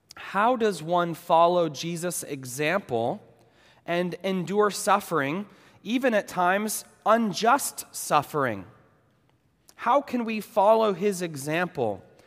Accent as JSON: {"language": "English", "region": "New England", "country": "United States", "tie": "born or raised there", "moved": "yes", "lives_now": "Los Angeles, United States", "said": "I grew up in New England"}